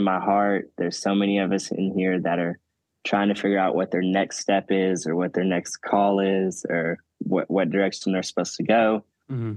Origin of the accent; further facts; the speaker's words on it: Arkansas, United States; moved away as an adult; now in Oklahoma, United States; I'm originally from Arkansas.